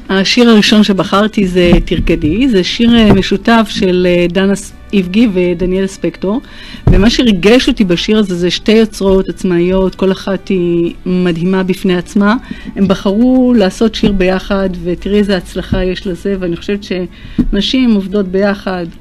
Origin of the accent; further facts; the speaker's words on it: Tel Aviv, Tel Aviv District, Israel; נולדתי בתל אביב אה, ליד הים